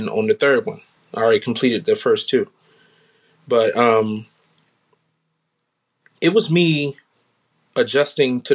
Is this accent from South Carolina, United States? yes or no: yes; South Carolina, United States; now in Washington, D.C. area, United States; I'm originally from South Carolina